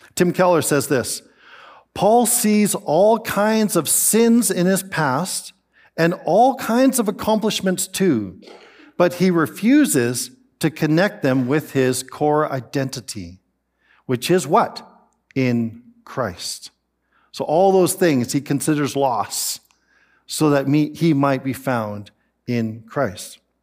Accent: Canada; I am Canadian

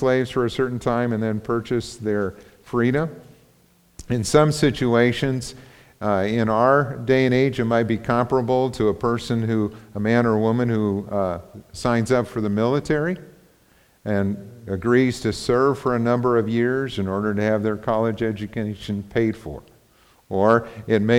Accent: United States; we grew up in the United States

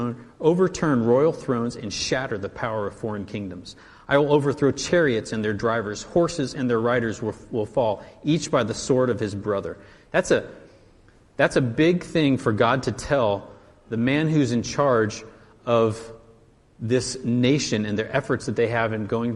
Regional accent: United States; as an American and as a patriot

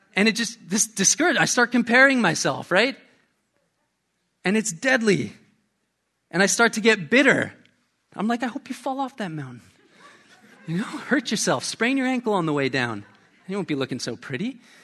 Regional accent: Canada; moved away; I'm Canadian

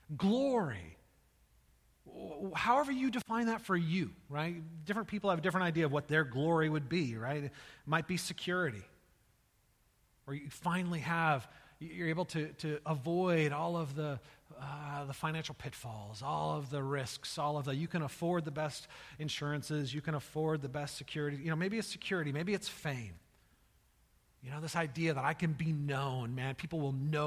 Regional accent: United States; As Americans

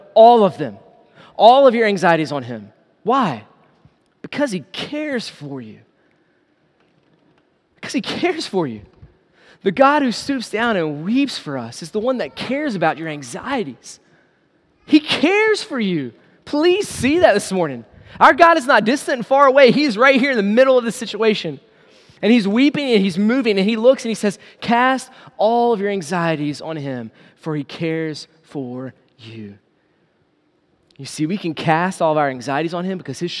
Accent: United States; us as American believers

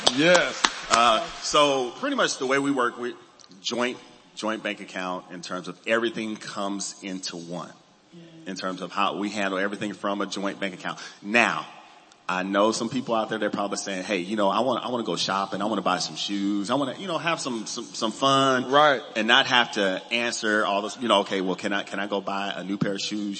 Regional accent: Los Angeles, California, United States; I grew up in Los Angeles

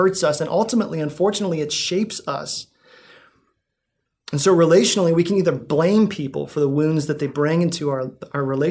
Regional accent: Greentown, United States; I grew up in Greentown

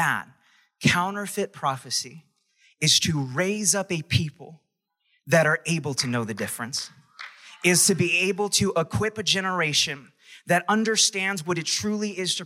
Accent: New York, United States; I was from New York

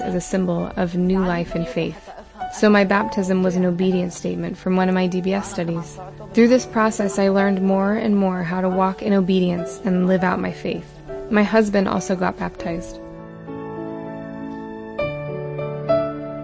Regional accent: Qamishli, Al-Hasakah Governorate, Syria; moved away; I'm from Syria, an area called Qamishli. I grew up in a strict religious family

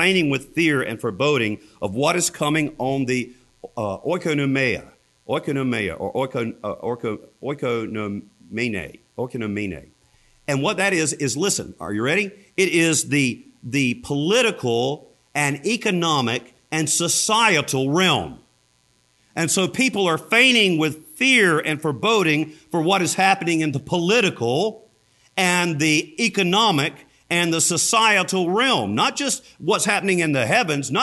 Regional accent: the South, Southern United States, United States; accent: Southern; as a Southerner

